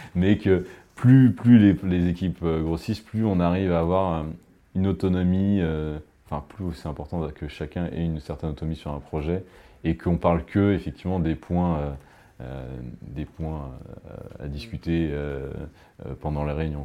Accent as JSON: {"language": "French", "country": "France", "said": "on est français"}